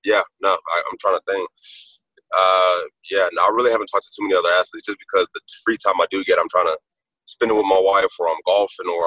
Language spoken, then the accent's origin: English; United States; this being my hometown area, I love Washington